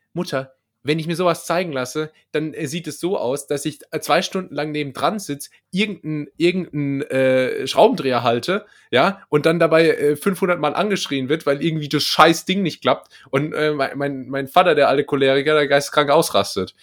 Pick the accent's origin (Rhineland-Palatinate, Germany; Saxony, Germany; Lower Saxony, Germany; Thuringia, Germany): Rhineland-Palatinate, Germany; accent: Palatine (Pfälzisch); mein Lieblingsdialekt, einfach weil es mein eigener Dialekt ist und ich habe einen im Gegensatz zu dir, ähm, ist, ist das Pfälzische.